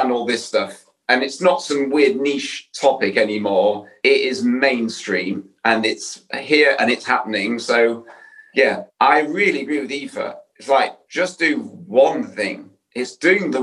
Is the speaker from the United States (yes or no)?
no; Yorkshire and the Humber, United Kingdom; I'm from Yorkshire.